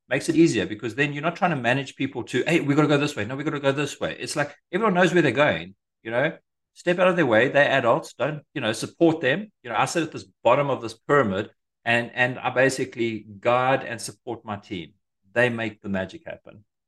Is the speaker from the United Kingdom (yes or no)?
no; Eswatini; moved away as an adult; also born or lived in South Africa; now in United States; I'm originally from Africa, uh, from a tiny little, uh, landlocked country called Swaziland, squashed between South Africa and Mozambique.